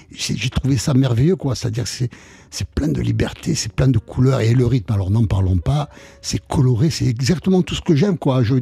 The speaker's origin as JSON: {"language": "French", "town": "Nice", "region": "Provence-Alpes-Côte d'Azur", "country": "France", "also_born_or_lived": "Paris / Jerusalem", "said": "j'étais à Paris de 18 à 22 ans à peu près. Et bon, là, je suis retourné à Nice."}